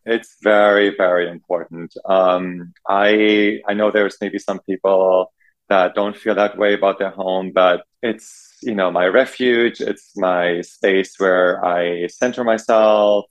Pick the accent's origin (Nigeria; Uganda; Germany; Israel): Germany; moved away as an adult; also born or lived in New York City, United States; now in West Hollywood, United States; growing up in Germany